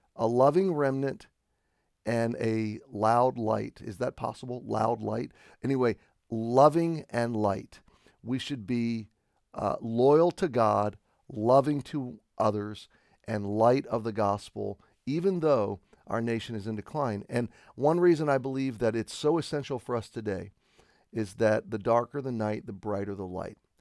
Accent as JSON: {"language": "English", "country": "United States", "said": "as an American, I have been raised t, to, uh, be patriotic"}